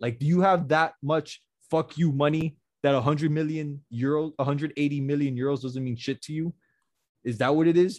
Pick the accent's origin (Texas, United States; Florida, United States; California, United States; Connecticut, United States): Florida, United States; Miami; we're from Miami